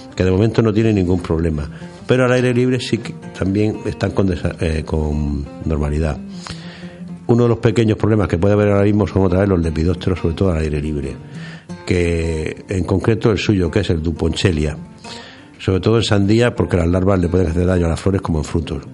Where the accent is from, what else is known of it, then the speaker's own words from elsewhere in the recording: Region of Murcia, Spain; aquí en Murcia nos afecta más porque somos una provincia eminentemente agrícola